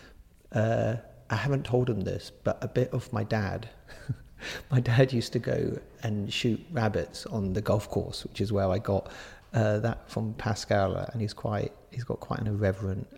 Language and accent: English; Jersey; I grew up on the west of the island, so I was really close to the beaches there. I mean, you're never that far from a beach in Jersey.